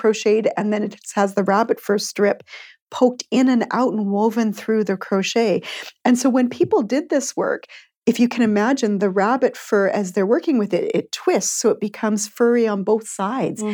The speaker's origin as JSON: {"language": "English", "town": "Edmonton", "region": "Alberta", "country": "Canada", "also_born_or_lived": "Abbotsford, British Columbia", "moved": "as an adult", "lives_now": "British Columbia, Canada", "said": "I'm originally from Edmonton, but now I'm living on the unceded, traditional, shared territory of Katie and Kwantlen First Nations"}